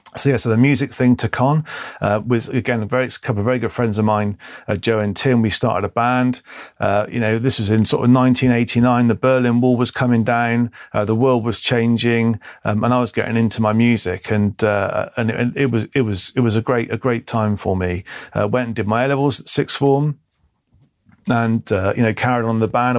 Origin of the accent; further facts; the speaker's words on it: Bristol, South West England, United Kingdom; I was born in Bristol, uh, in the early seventies